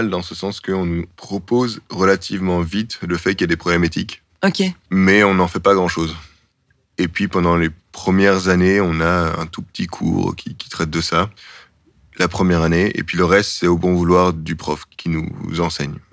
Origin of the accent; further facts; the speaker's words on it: Belgium; Et puis, moi, je me dis juste, ah ben tiens, en fait, je suis belge.